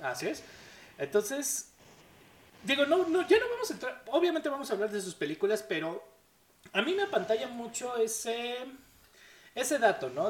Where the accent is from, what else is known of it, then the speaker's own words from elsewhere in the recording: Mexico; nosotros como mexicanos no tuvimos abuelitos que pelearon en la Segunda Guerra Mundial